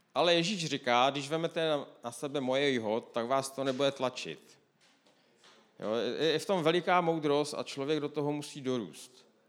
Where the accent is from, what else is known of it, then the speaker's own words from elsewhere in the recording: Moravia, Czechia; já jsem z Moravy